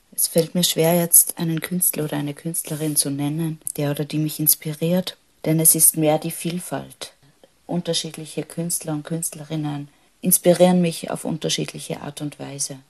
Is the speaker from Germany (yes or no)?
no; Hellmonsödt, Upper Austria, Austria; Geboren bin ich im Mühlviertel in Oberösterreich, in einem ganz kleinen Dorf in der Gemeinde Helmund Söd. Ich bin dort aufgewachsen